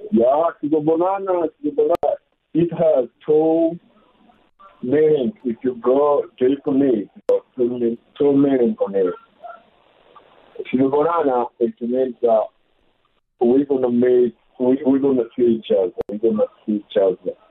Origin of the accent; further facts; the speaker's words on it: Tanzania; also born or lived in Democratic Republic of the Congo; now in South Africa; I'm from Congo DRC, but grew up in Tanzania.